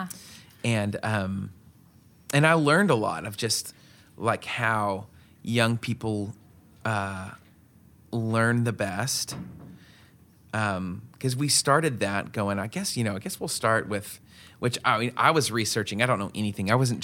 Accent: West Coast, United States; so I grew up on the West Coast from very interesting parents, you know. I lived like in the mountains

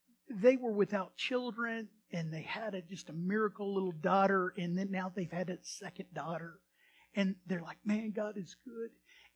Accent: Texas, United States; anyway, we're ranchers, cowboys. Always love going out of the area, and we're from Texas.

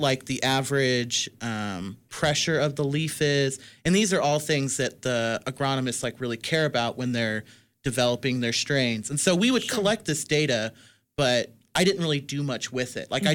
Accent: Midwest, United States; I'm a Midwesterner

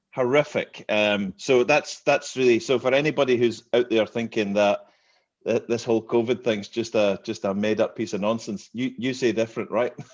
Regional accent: Glasgow, Scotland, United Kingdom; moved away as an adult; now in Aberdeen, United Kingdom; I'm I'm not from Aberdeen. I'm from Glasgow

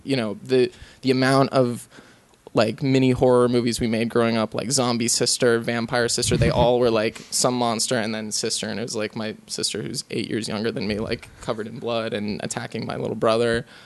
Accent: Lutherville, Maryland, United States; moved away; also born or lived in St. Thomas, U.S. Virgin Islands / Boston, Massachusetts / New York; the place I grew up or spent the longest time growing up in was Maryland

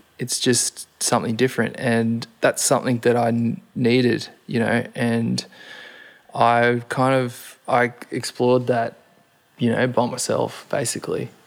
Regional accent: Gold Coast, Queensland, Australia; growing up on the Gold Coast

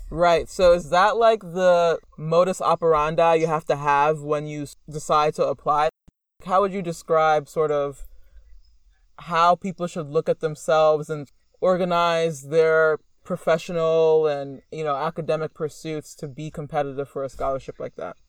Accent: United States; a Black American

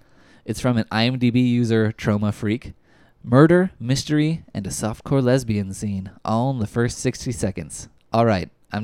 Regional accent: Atlanta, Texas, United States; moved away; I grew up in Atlanta, Texas, and moved from there in 1995.

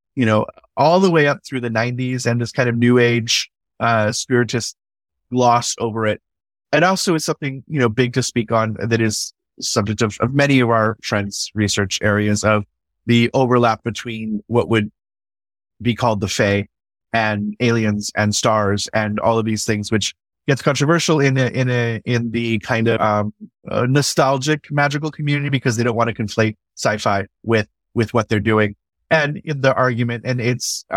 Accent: California, United States; And this is all in my homeland of California

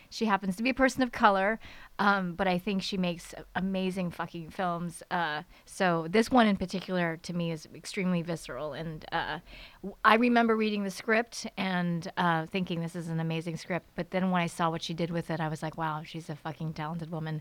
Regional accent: United States; growing up in America as a kid

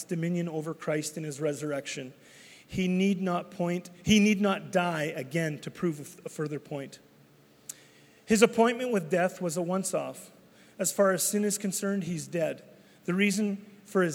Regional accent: Canada; I'm Canadian. I'm not becoming Canadian. I am Canadian.

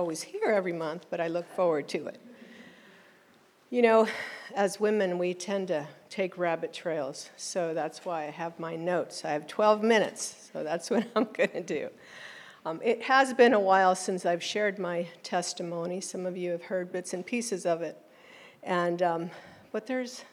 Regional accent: East Coast, United States; now in Oklahoma, United States; My birth certificate says I am a U.S. citizen born abroad. And so I was raised on the East Coast.

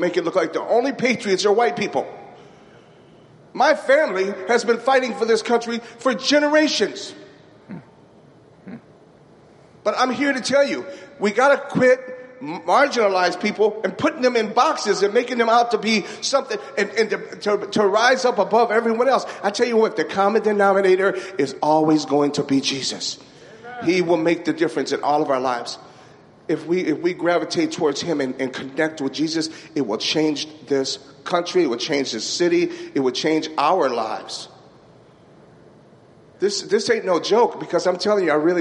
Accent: Racine, Wisconsin, United States; I grew up in Racine

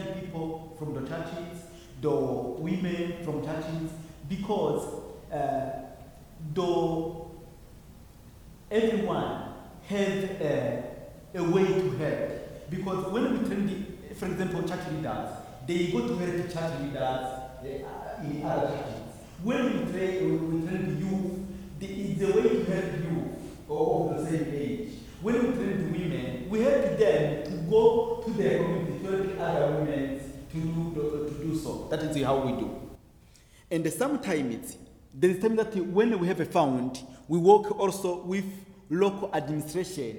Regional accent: Burundi; I am from the Hutu tribes of Burundi

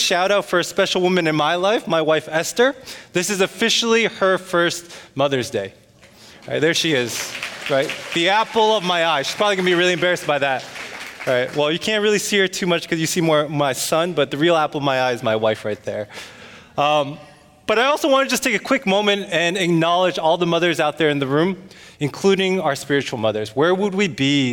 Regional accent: United States; I am half Korean, half Chinese, but culturally I'm American

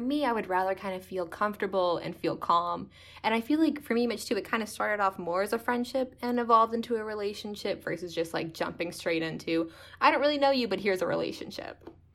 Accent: Lincroft, New Jersey, United States; moved away as an adult; now in North Grafton, United States; I grew up in Lynn Croft, New Jersey, basically lived there my whole life

